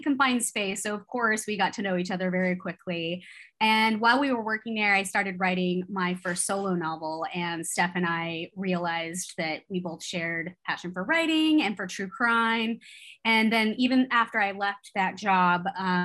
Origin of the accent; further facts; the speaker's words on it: California, United States; I grew up in California